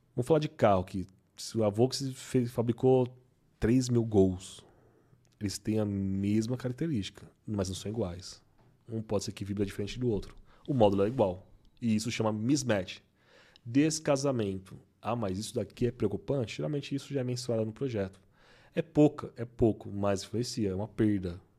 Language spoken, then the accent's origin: Portuguese; Brazil; eu sou brasileiro